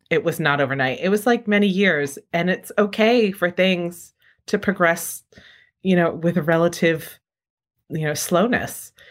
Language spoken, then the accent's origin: English; Rhode Island, United States; now in San Francisco, United States; I grew up in Rhode Island